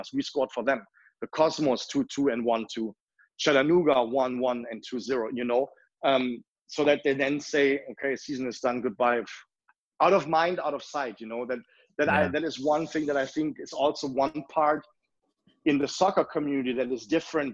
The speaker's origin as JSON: {"language": "English", "town": "Leverkusen", "region": "North Rhine-Westphalia", "country": "Germany", "moved": "yes", "lives_now": "Milwaukee, United States", "said": "I'm from Leverkusen"}